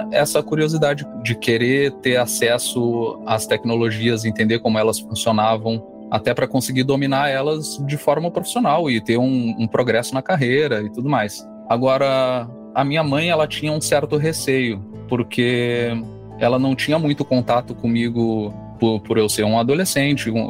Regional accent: Pelotas, Rio Grande do Sul, Brazil; sou natural de Pelotas, tenho 36 anos

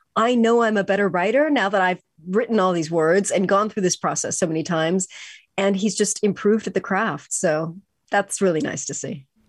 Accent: California, United States; I grew up in California

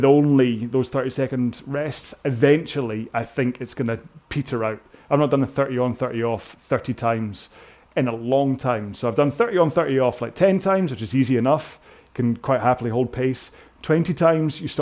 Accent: United Kingdom; I'm so British

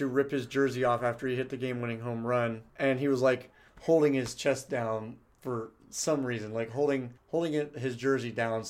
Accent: San Diego, California, United States; growing up in San Diego

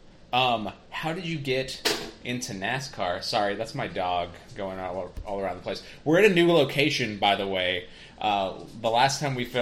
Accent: Arkansas, United States; also born or lived in Merrillville, Indiana; Daniel and I are both from Arkansas

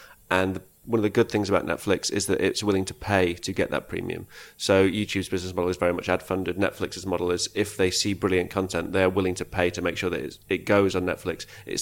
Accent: Leeds, Yorkshire and the Humber, United Kingdom; born in Leeds and brought up in Leeds and that's my hometown

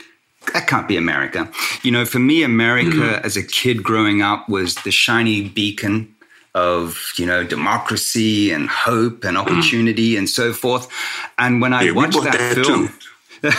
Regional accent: Australia; even though I'm not an American citizen. I grew up living and breathing Americana as a kid back home in Australia.

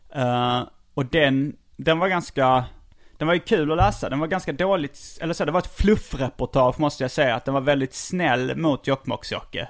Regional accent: Skåne, Sweden; som skåning

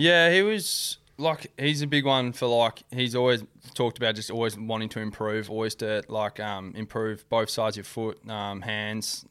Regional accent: Perth, Western Australia, Australia; moved away as an adult; also born or lived in Gold Coast, Queensland; I was born and raised in Ardalal

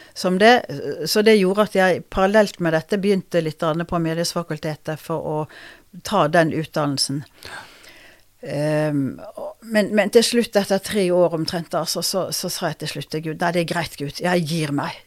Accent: Bergen, Vestland, Norway; also born or lived in Oslo / Røyken; er født i Oslo, men kom til Bergen da jeg var to og et halvt. Ja. Så det er der jeg vokste opp.

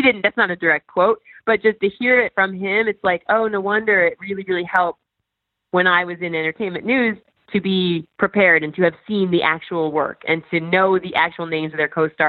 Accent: Midwest, United States; So, and I'm from the Midwest.

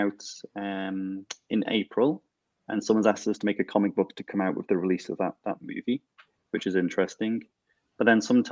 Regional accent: Isle of Man; I was born and live in the Isle of Man.

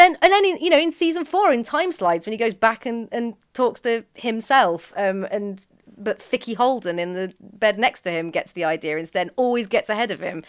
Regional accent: Birmingham, West Midlands, United Kingdom; I grew up in Birmingham

